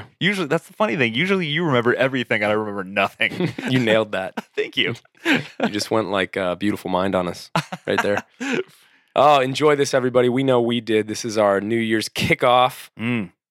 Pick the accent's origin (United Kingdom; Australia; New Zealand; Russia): United Kingdom; Scotland; We're both Scottish.